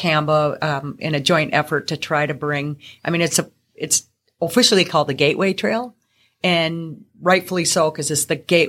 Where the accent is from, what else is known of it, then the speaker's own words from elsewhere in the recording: Duluth, Minnesota, United States; also born or lived in Twin Cities; now in Seeley, United States; I'm not. I'm actually originally from Duluth, down into the Twin Cities, to God's country.